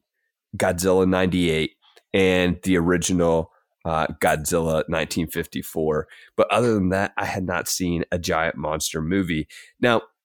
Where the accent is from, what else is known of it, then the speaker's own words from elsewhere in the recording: Kentucky, United States; I am an English teacher from Kentucky